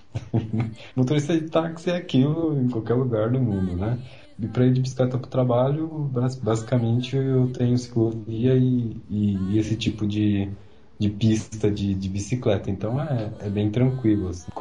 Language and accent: Portuguese; São Paulo, Brazil; moved away as an adult; also born or lived in Paris region, France; now in France; Eu nasci em São Paulo e morava na região ali da Paulista. Eu sempre morei por ali